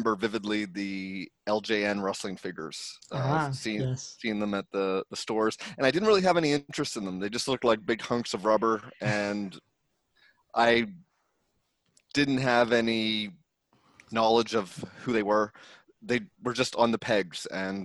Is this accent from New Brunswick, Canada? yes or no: yes; Saint John, New Brunswick, Canada; now in Vancouver, Canada; I'm from St. John, New Brunswick, Canada. I currently live in Vancouver